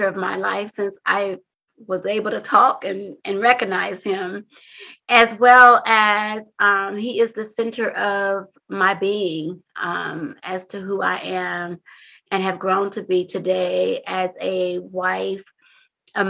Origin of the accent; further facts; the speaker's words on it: Compton, California, United States; growing up in Compton was a little different from me and some of my peers